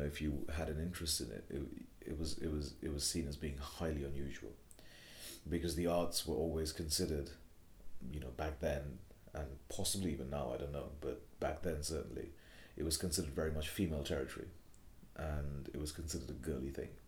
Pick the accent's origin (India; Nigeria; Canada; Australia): India; Kolkata, West Bengal; moved away as an adult; also born or lived in United Kingdom; now in London, United Kingdom; growing up in Kolkata, of doing my education in Kolkata